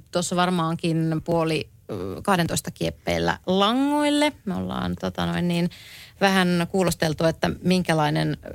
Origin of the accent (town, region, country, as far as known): Keminmaa, Lapland, Finland